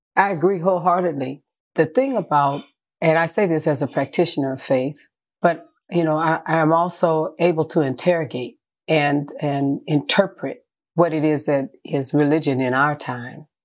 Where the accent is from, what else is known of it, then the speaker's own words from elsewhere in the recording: San Francisco, California, United States; born in San Francisco, California.